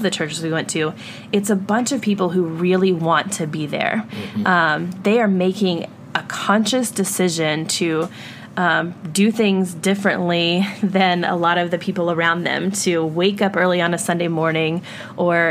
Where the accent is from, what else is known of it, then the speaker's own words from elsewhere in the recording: the South, United States; now in New York City, United States; growing up in the South